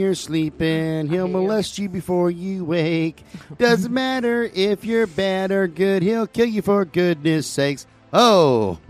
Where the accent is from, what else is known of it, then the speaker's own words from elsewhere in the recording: Georgia, United States; They say the same thing when they find out I'm from Georgia.